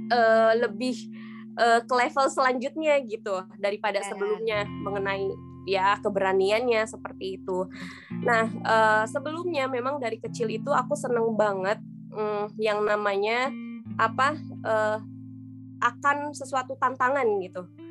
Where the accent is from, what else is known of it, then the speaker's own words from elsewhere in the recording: Sukabumi, West Java, Indonesia; aku lahir di Sukabumi uh, kalau misalkan nggak tahu Sukabumi itu di Jawa Barat jadi asli Sunda